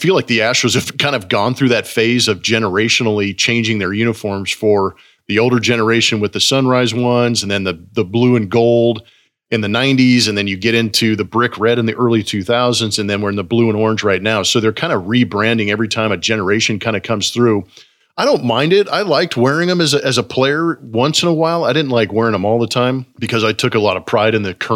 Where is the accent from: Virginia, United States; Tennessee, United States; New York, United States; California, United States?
California, United States; Los Angeles; I grew up in the LA area